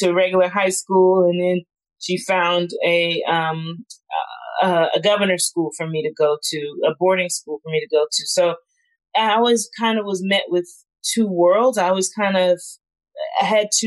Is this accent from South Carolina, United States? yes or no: yes; South Carolina, United States; moved away as an adult; I grew up in South Carolina